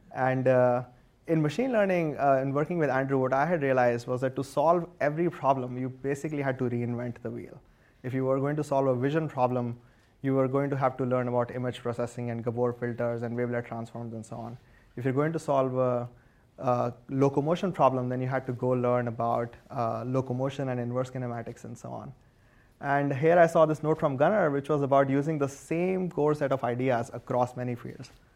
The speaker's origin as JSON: {"language": "English", "country": "India", "tie": "born or raised there", "moved": "as an adult", "lives_now": "United States", "said": "I grew up in India and I was an electrical engineer there"}